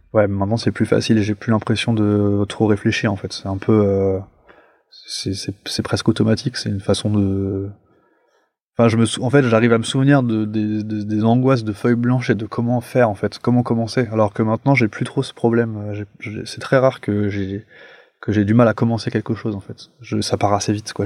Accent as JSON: {"language": "French", "town": "Paris", "region": "Île-de-France", "country": "France", "tie": "born or raised there", "said": "je suis un Parisien, moi, genre vraiment pure pure souche, et, donc je vivais dans un appartement."}